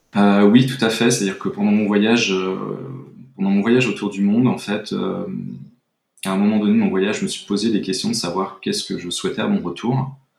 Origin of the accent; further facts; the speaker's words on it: Brittany, France; moved away as an adult; also born or lived in Bordeaux; now in Biarritz, France; je suis breton d'origine, donc j'ai vécu euh, beaucoup près de la mer